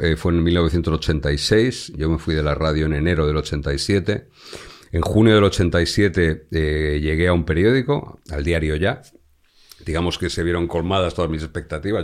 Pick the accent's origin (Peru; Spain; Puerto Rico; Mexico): Spain; Madrid, Community of Madrid; yo soy madrileño